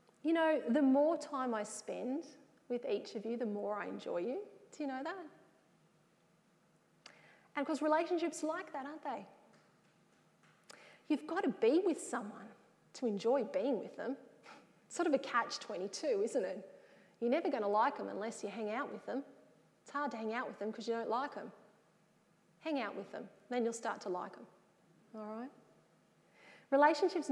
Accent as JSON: {"language": "English", "town": "Wagga Wagga", "region": "New South Wales", "country": "Australia", "tie": "born or raised there", "also_born_or_lived": "Sydney", "said": "I was from the Wagga area"}